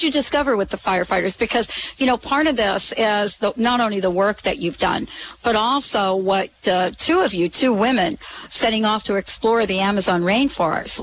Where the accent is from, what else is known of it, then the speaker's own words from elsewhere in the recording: New York, United States; now in New Jersey, United States; we're both from New York, both moved to New Jersey